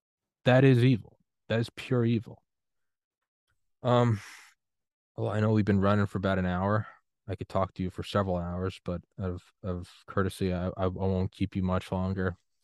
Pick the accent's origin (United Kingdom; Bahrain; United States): United States; New England; I'm from New England, but man, there is something awesome about the Yankees